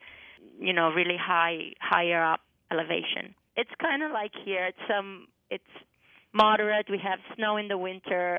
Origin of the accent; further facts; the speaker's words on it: Sibiu, Sibiu County, Romania; English is a second language; now in Bretton Woods, United States; But my hometown is called Sibiu